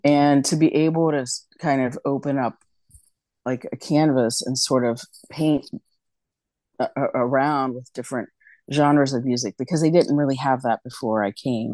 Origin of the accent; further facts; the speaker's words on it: West Virginia, United States; moved away as an adult; now in New York City, United States; I was born and raised in West Virginia